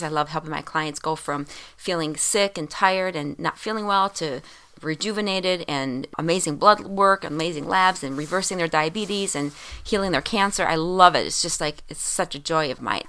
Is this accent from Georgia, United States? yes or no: no; Minnesota, United States; being a Minnesotan, you know, we don't get much sun